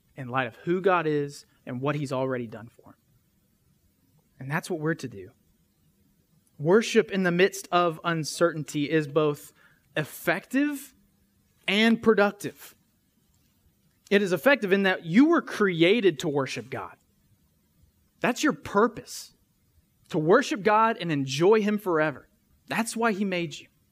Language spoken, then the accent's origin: English; West Tennessee, United States; we're from West Tennessee